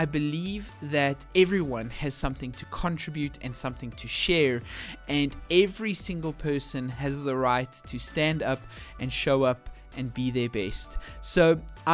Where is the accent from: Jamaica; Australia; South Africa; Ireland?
South Africa; being South African